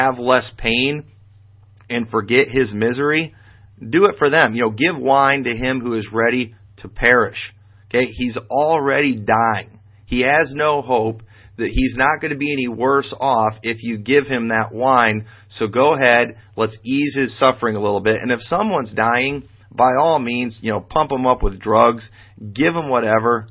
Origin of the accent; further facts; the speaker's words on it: United States; as a Bible believer and as an American